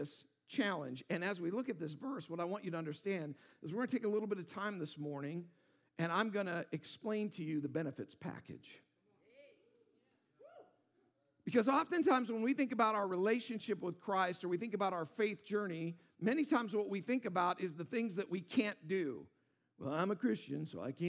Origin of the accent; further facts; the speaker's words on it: Auburn, Washington, United States; I grew up in Auburn, Washington